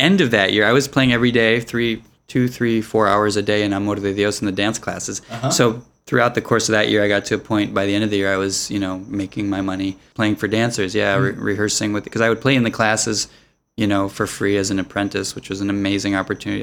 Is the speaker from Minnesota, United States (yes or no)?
yes; Minneapolis, Minnesota, United States; I took lessons at a music store in the Twin Cities where I grew up in Minneapolis